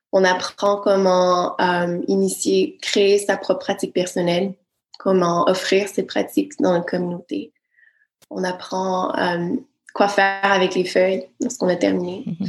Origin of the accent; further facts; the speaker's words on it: Quebec, Canada; moved away; je suis du Québec